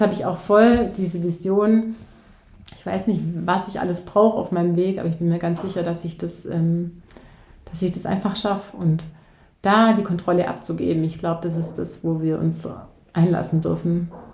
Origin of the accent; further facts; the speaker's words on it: near Ulm, Baden-Württemberg, Germany; ich komme aus der Nähe von Ulm.